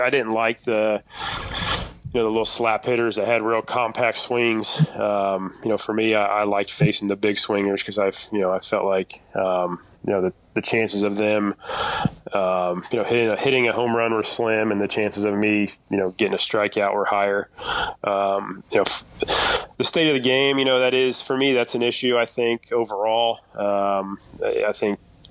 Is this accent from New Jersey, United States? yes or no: no; Kokomo, Indiana, United States; I'd still come back to Kokomo, and, you know, I still live here now with my family